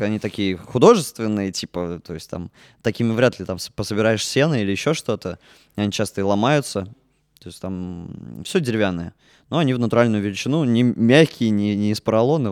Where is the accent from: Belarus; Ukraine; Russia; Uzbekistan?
Russia; Orenburg, Orenburg Oblast; moved away as an adult; also born or lived in Yekaterinburg; now in Murmansk, Russia; Я из Оренбурга учился в Екатеринбурге 4 года